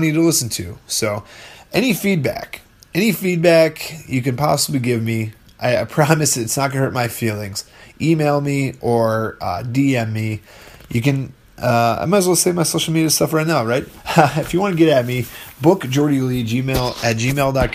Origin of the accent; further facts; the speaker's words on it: Fond du Lac, Wisconsin, United States; my hometown, Fond du Lac, Wisconsin